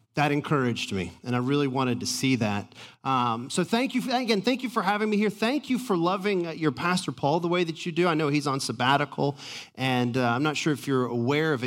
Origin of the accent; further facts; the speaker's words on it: Atlanta, Georgia, United States; I'm from Atlanta.